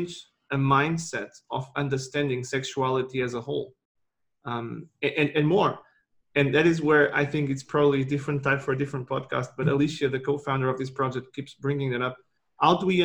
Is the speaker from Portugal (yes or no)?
yes; Portugal; I'm from Portugal